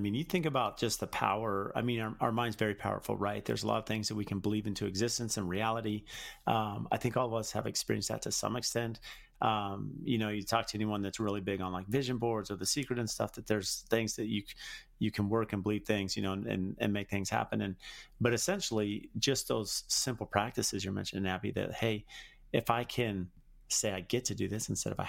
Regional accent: San Diego, California, United States; now in Phoenix, United States; I hate the cold. There's a reason I live in Phoenix. Like, I grew up in San Diego.

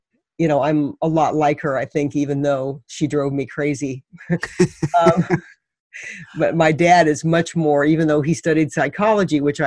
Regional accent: Missouri, United States; I grew up in Missouri

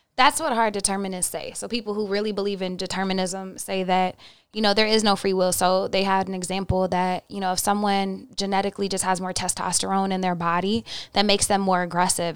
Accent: Oklahoma, United States; I'm from Oklahoma and the Bible Belt.

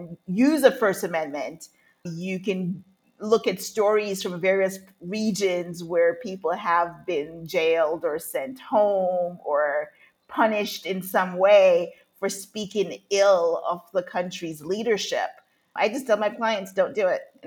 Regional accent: Jamaica; moved away; also born or lived in United States / North Carolina / United Arab Emirates / Singapore; although I was born in the U.S., I was raised in Jamaica as a child

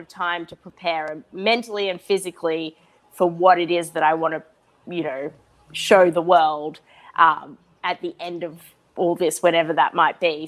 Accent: Australia; I'm Australian and that I was born in Australia

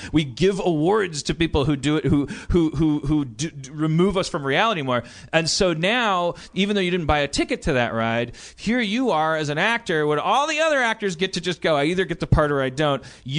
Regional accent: New Jersey, United States; take advantage of the fact that I'm from Jersey, or that I know what a Southern person sounds like

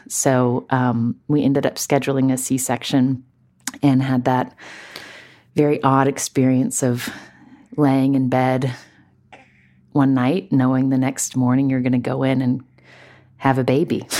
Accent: West Virginia, United States; moved away as an adult; growing up in West Virginia, the daughter of a doctor

